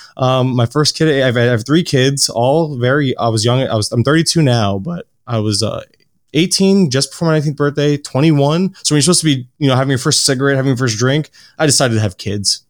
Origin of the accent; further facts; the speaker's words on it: Florida, United States; born and raised in Florida, Uh, always, I still live in Florida